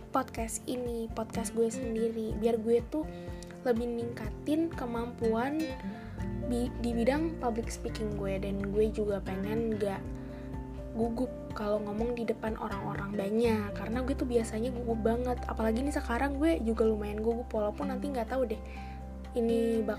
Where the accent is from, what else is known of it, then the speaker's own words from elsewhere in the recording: Jakarta, Indonesia; born there; now in Bekasi, Indonesia; gue lahir di Jakarta di tanggal 20 Desember tahun 2005. Nah gue sekarang tapi tinggalnya di Bekasi